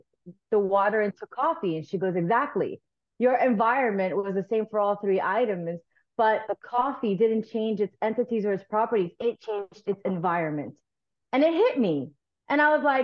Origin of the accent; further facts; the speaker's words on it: South Florida, United States; also born or lived in Nicaragua; I'm a South Florida girl. I grew up in South Florida. We immigrated here from Nicaragua when I was like 6 or 7.